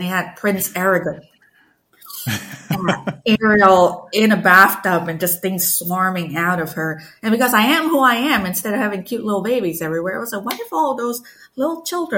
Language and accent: English; Malaysia; I grew up in Malaysia. It was a really, was and still is really a multicultural country. I grew up with stories and legends from like Chinese communities, Malay communities, indigenous communities, everything.